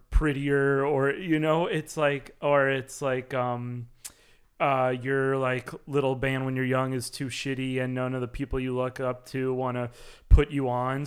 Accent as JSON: {"language": "English", "region": "New York", "country": "United States", "tie": "born or raised there", "said": "making music growing up in New York"}